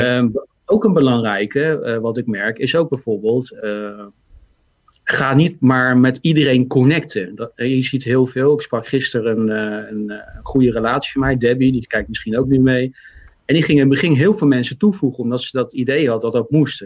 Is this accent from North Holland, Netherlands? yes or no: no; The Hague, South Holland, Netherlands; accent: Haags; now in Zoetermeer, Netherlands; ik ben geboren in Den Haag